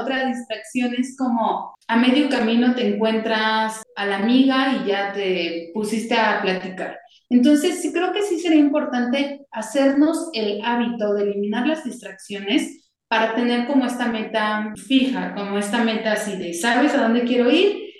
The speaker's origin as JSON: {"language": "Spanish", "country": "Mexico", "said": "como mexicanos tenemos"}